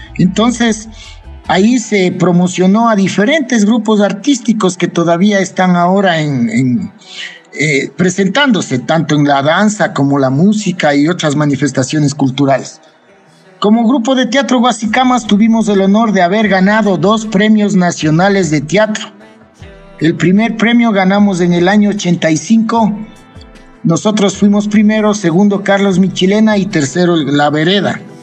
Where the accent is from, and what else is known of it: Ibarra, Imbabura, Ecuador; also born or lived in Quito